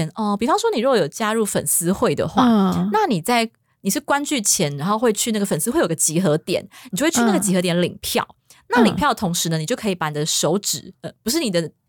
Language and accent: Chinese; Taiwan; 像我是台湾人